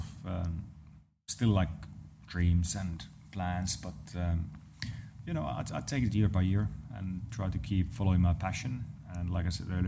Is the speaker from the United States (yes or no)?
no; Lahti, Päijät-Häme, Finland; Around my hometown, there's those roads that are just meant to be driven fast. So nice. So around Lahti area in Finland